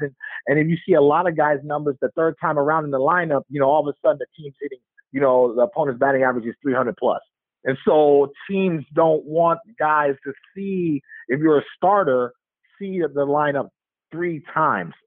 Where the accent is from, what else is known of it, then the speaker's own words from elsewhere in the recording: Oakland, California, United States; also born or lived in Alameda, California; growing up in Oakland